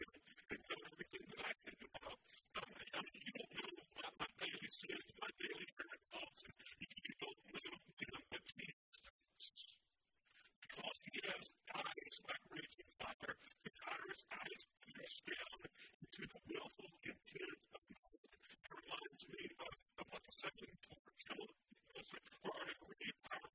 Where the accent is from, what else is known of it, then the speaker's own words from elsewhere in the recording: United States; as American citizens